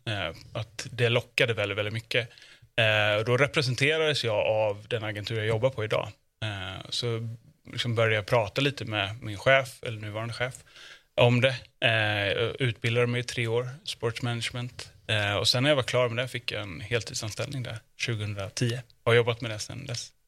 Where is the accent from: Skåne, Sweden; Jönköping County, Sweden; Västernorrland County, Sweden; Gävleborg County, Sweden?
Jönköping County, Sweden; Jönköping; född och uppvuxen i Jönköping